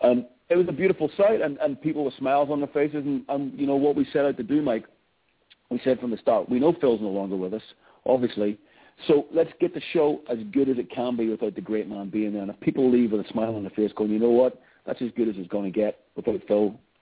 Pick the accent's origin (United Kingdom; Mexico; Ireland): Ireland; being an Irish boy and growing up in …, and that band is the soundtrack of my youth